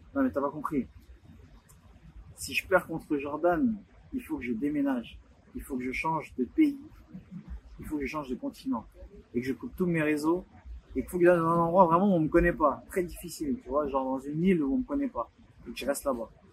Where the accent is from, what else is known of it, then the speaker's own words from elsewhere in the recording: Douala, Littoral, Cameroon; Chez moi, à Douala